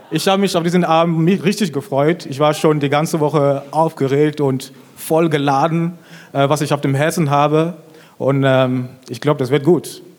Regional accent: Cameroon; ich bin richtig gut aufgewachsen. Ich komme ursprünglich aus Kamerun

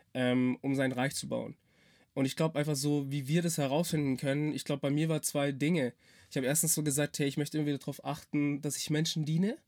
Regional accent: Swabia, Germany; ich bin halt Schwabe

